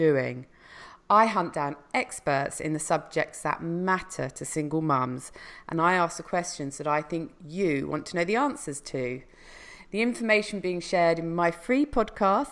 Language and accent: English; United Kingdom; coming from the UK